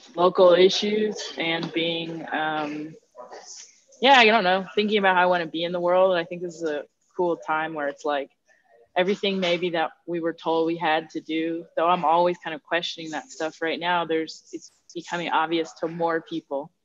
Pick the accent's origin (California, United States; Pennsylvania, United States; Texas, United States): California, United States; Los Angeles; I'm born, raised, and back